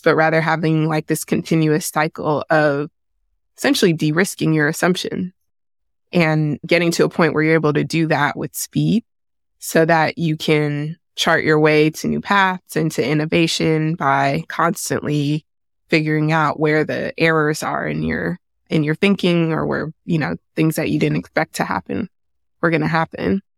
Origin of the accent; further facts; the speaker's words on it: San Francisco, California, United States; I grew up in San Francisco in the eighties and nineties.